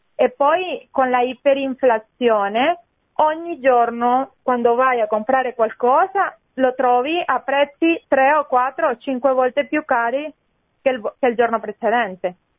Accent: Venezuela; now in Italy

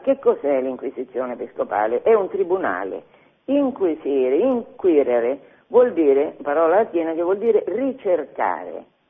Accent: Fabriano, Marche, Italy; Io sono di Fabriano, Fabriano ha tantissime chiese molto belle

